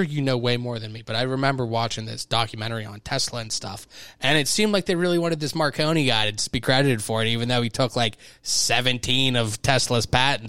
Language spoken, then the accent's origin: English; Pittsburgh, Pennsylvania, United States; That's where I grew up. I grew up on South Braddock, right over by there.